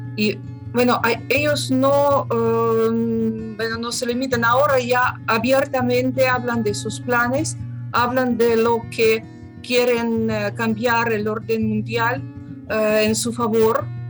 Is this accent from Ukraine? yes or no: yes; Crimea, Ukraine; Spanish is a second language; moved away; soy de Crimea